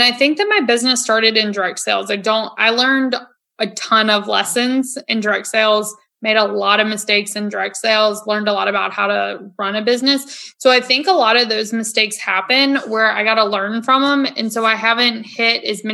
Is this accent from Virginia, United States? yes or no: yes; Virginia, United States; also born or lived in Florida; now in North Carolina, United States; growing up in Virginia